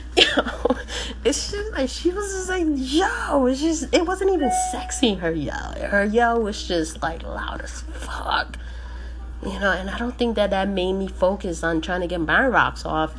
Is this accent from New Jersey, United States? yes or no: yes; New Jersey, United States; I'm fucking Puerto Rican, but I was born and raised in New Jersey